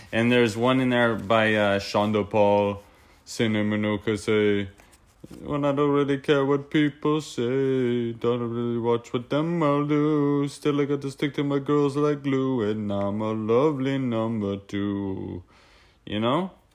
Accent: Peterborough, Ontario, Canada; moved away; also born or lived in Canmore, Alberta; we're all from Peterborough

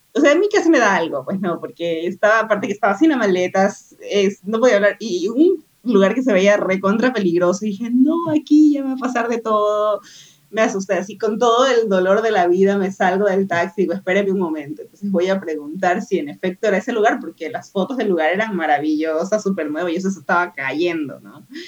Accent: Ecuador; moved away; soy de Ecuador

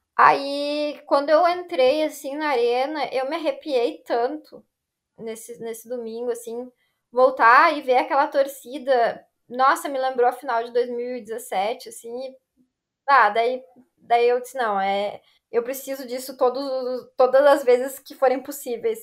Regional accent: Novo Hamburgo, Rio Grande do Sul, Brazil; also born or lived in São Leopoldo / Estância Velha; Eu nasci em São Leopoldo e daí eu fui morar em Estância Velha. Morei lá até os meus cinco anos, daí eu vim para Novo Hamburgo

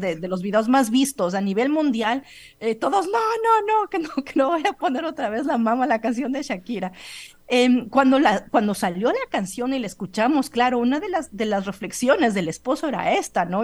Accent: Ecuador; moved away as an adult; also born or lived in Colombia / Europe; yo salí eh, del Ecuador a los 20 años

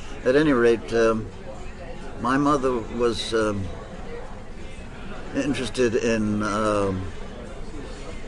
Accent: Queens and Valley Stream, Long Island, New York, United States; also born or lived in Brooklyn, New York; My folks were anxious to move out to Long Island

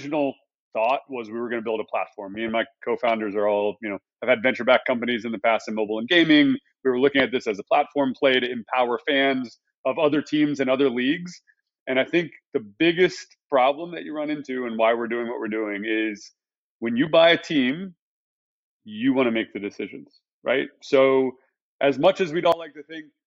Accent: Texas, United States; I was born in Texas

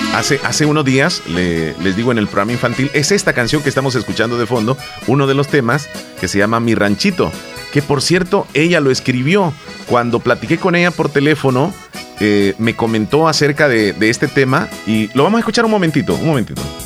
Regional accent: El Salvador; acá en nuestro país

